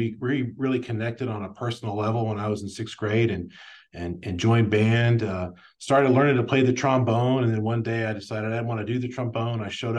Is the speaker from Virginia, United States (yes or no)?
no; Plano, Texas, United States; I grew up in North Dallas in the Plano area.